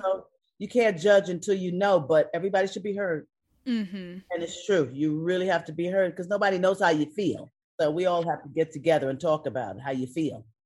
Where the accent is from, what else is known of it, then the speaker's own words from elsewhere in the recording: New York, United States; now in California, United States; I'm from New York